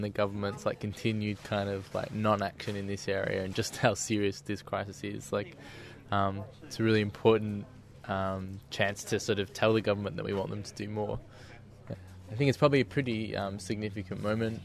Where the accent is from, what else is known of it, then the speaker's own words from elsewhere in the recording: Melbourne, Victoria, Australia; I'm from Melbourne